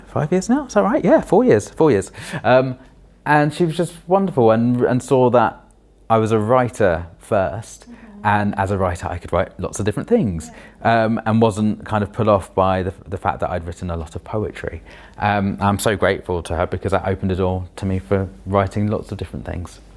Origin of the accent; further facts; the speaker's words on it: London, United Kingdom; also born or lived in Wandsworth, London; I grew up in Roehampton in London, the last village in London apparently